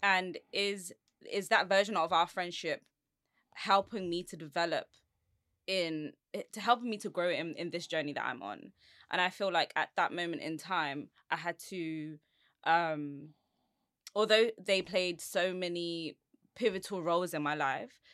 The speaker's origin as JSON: {"language": "English", "region": "London", "country": "United Kingdom", "said": "I'm from Southeast London"}